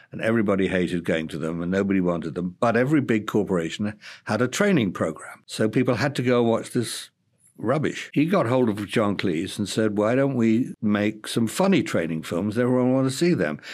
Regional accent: Bath, South West England, United Kingdom; also born or lived in Cambridge; my hometown Bath

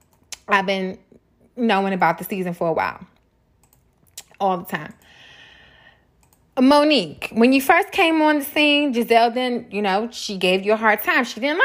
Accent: Baltimore, Maryland, United States; now in Atlanta, United States; I live in Atlanta, I'm from Baltimore.

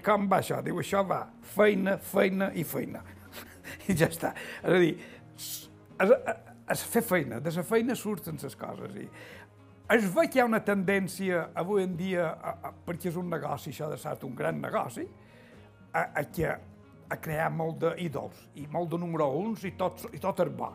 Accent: Es Llombards / Concos, Mallorca, Balearic Islands, Spain; jo vaig néixer aquí als Concos

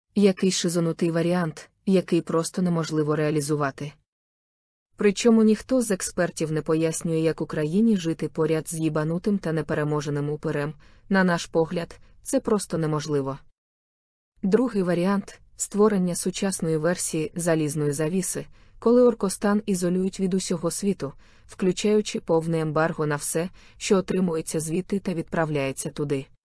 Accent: Ukraine; Ми з України

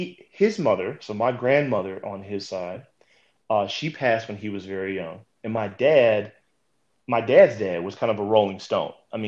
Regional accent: Midwest, United States; I'm from the Midwest, I moved to the South professionally, and now, I'm moving kind of to the East Coast.

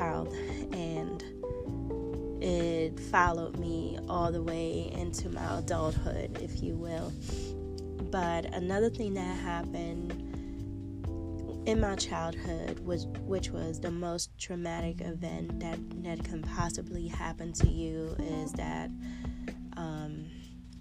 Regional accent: eastern Germany, Germany; I was born in Germany

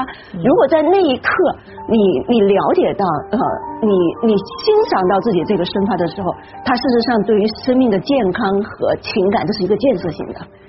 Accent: China; 我们中国人

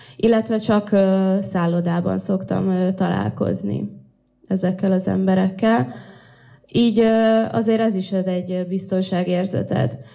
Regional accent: Russia; now in Hungary

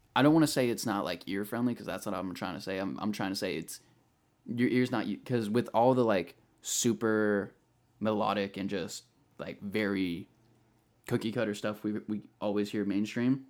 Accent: Bay Area, California, United States; moved away as an adult; now in Sacramento, United States; I'm originally from the Bay Area, uh, moved up here to Sacramento about three, four years ago

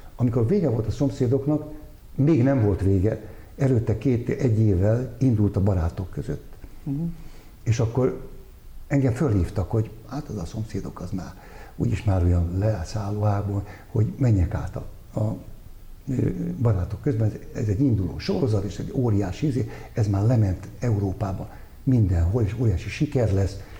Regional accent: Budapest, Hungary; én újpesti gyerek lévén, hát mi, mi utcán nőttünk fel

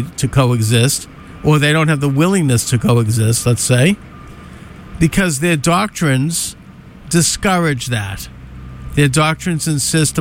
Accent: United States; as an American

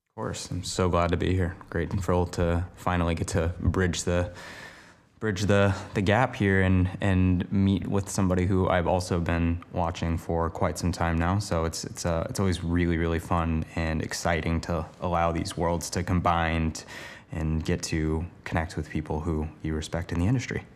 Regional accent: Portland, Oregon, United States; moved away as an adult; now in Los Angeles, United States; the place I grew up in Portland, Oregon to moving to Los Angeles, now working down here full-time

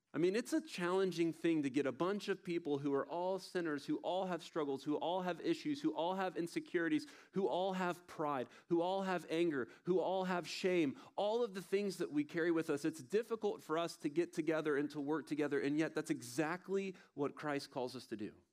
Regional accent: Tallahassee, Florida, United States; I'm from Tallahassee, Florida

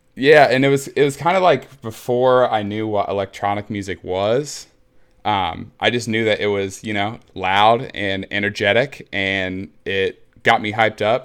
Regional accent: Muncie, Indiana, United States; I was born and raised in Muncie, Indiana, which is a smallish town in Indiana uh, in the Midwest

